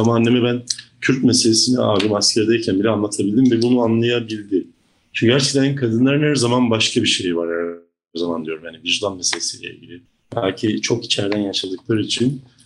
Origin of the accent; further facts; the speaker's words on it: Black Sea Region, Turkey; moved away; orada büyümüş çocukluğum Karadeniz gibi bir yerde geçmiş biri olarak